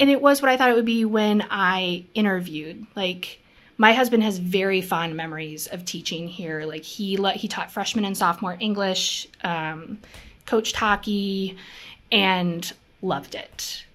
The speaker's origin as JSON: {"language": "English", "region": "Minnesota", "country": "United States", "tie": "born or raised there", "also_born_or_lived": "Seattle, Washington", "said": "I was born in Seattle. We moved to Minnesota, to this teeny tiny town"}